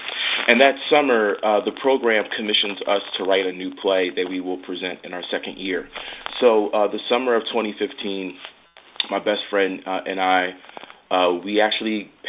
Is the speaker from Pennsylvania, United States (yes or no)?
yes; Philadelphia, Pennsylvania, United States; I'm from Philadelphia